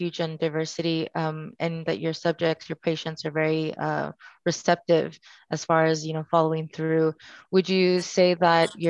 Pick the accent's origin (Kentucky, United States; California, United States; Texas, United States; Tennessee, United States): Texas, United States; Rio Grande Valley; now in Austin, United States; I come from the Rio Grande, but you know, there are situations for me personally. I don't speak 100% fluent Spanish